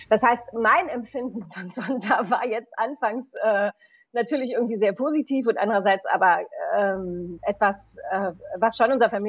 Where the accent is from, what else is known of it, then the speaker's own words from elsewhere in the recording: Essen, North Rhine-Westphalia, Germany; Meine Mutter ähm, ist Zontin geworden, als sie mich auf der Hüfte tragend in meiner Heimatstadt Essen äh, damals Zontins durch die Stadt geführt hat